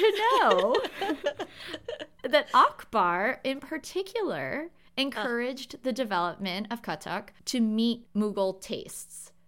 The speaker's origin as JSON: {"language": "English", "country": "United States", "accent": "American", "said": "my American accent"}